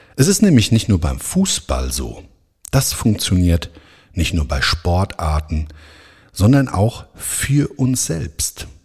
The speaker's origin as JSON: {"language": "German", "town": "Frankfurt am Main", "region": "Hesse", "country": "Germany", "tie": "born or raised there", "said": "in Frankfurt am Main, meiner Heimatstadt"}